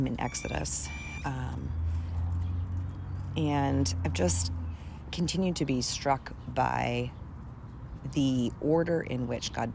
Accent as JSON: {"language": "English", "country": "United States", "said": "as an American woman in 2021"}